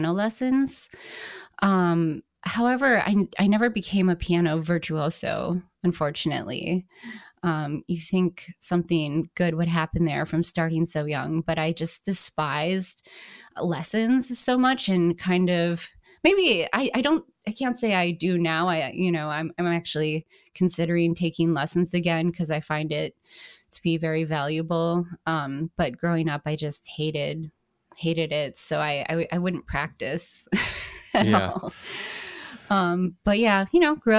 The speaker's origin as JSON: {"language": "English", "town": "Green Bay", "region": "Wisconsin", "country": "United States", "tie": "born or raised there", "moved": "yes", "lives_now": "Chicago, United States", "said": "I grew up in Wisconsin, Green Bay, to be exact. But I've lived here for, at least 16 years"}